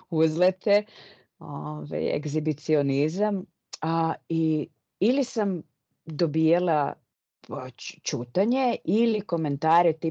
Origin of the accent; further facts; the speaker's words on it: Serbia; moved away as an adult; ja sam otišla iz Srbije